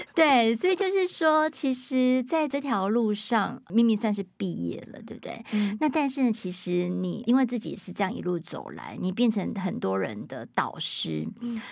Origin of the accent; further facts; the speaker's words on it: Taiwan; 因为我们要都是在台湾，在华人社会长大的